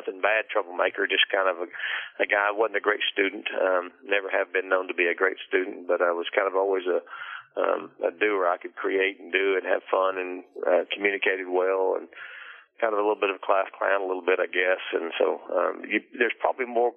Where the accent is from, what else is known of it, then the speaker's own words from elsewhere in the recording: Rockwall, Texas, United States; Texas, right here. I'm in it. So again, I've born and raised here.